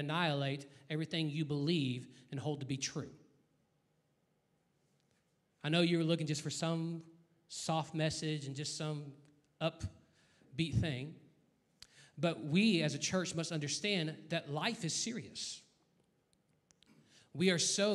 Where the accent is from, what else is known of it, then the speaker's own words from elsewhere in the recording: United States; I'm an American